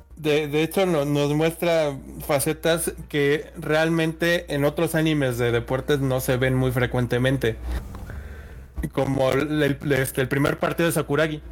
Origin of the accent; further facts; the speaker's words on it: Mexico; yo también soy mexicano